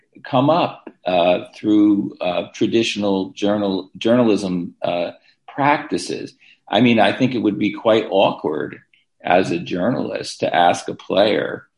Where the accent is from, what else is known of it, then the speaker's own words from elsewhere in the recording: United States; we in the United States